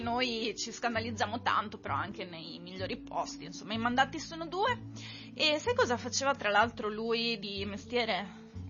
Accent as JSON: {"language": "Italian", "town": "Conegliano", "region": "Veneto", "country": "Italy", "said": "io non sono originaria di Padova, io sono di Conegliano"}